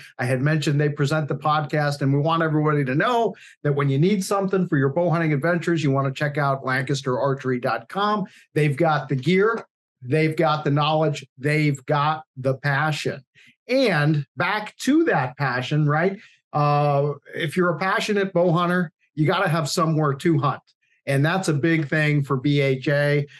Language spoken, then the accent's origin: English; Rhode Island, United States; I grew up in Rhode Island, and southern New England is pretty much suburbia.